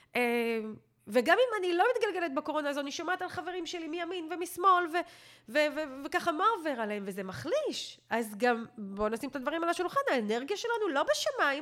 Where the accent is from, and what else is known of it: Israel